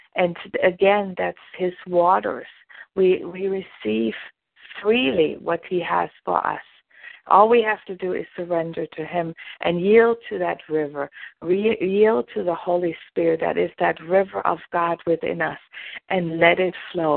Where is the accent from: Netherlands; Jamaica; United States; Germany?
Germany; I'm from Germany